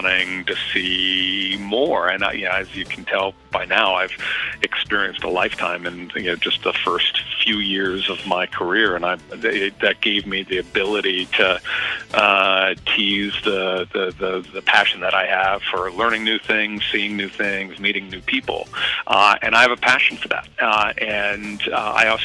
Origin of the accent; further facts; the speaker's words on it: Middletown, Ohio, United States; moved away as an adult; also born or lived in Montreal, Canada / Germany; now in Sonoma County, United States; I was born there and raised there during the good days